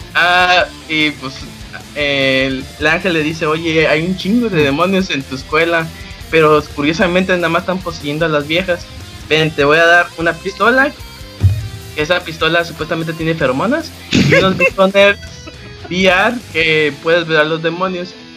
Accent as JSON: {"language": "Spanish", "region": "Veracruz", "country": "Mexico", "tie": "born or raised there", "said": "Nací en Veracruz"}